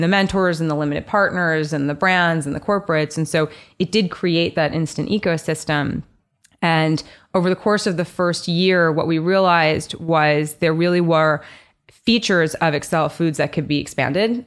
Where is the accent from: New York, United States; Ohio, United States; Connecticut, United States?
New York, United States; also born or lived in Nashville; I grew up here in New York. Um, so born and raised New Yorker, went to school here, college here, law school here